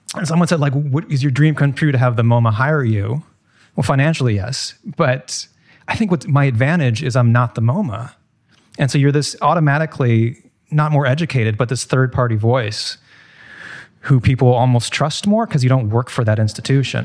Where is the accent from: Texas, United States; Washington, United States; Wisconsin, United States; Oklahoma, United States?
Washington, United States; Seattle; now in New York, United States; I'm from Seattle and I drove across the country on my move to New York